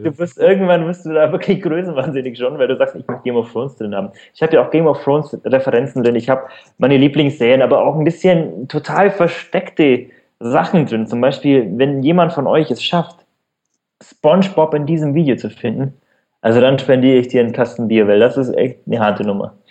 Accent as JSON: {"language": "German", "area": "Allgäu", "region": "Bavaria", "country": "Germany", "tie": "born or raised there", "accent": "rolled R", "moved": "yes", "lives_now": "Munich, Germany", "said": "wenn man aus in ländlichen Regionen aufwächst, wie bei mir der Fall. Also ich komme also ich wohne jetzt in München, aber komme ursprünglich aus dem Allgäu. Man hört das vielleicht an dem rollenden R"}